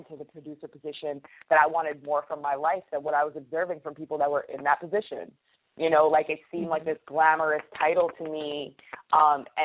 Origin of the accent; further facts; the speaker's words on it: Poughkeepsie, New York, United States; moved away as an adult; also born or lived in New Rochelle, New York / Paris, France / Chiang Mai, Thailand / Niigata, Japan; now in Bronx, New York, United States; growing up in Poughkeepsie, I went there literally from elementary school all the way through graduating high school